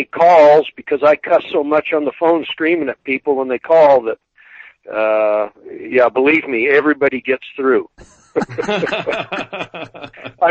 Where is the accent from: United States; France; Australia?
United States; South Dakota; moved away as an adult; now in Wyoming, United States; I grew up in South Dakota